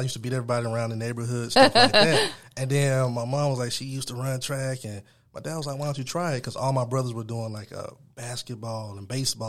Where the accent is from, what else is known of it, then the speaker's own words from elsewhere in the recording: Atlanta, Georgia, United States; also born or lived in Milwaukee; Well, I'm a native transplant, so I was born in Milwaukee, and I came to Atlanta when I was 5 years old.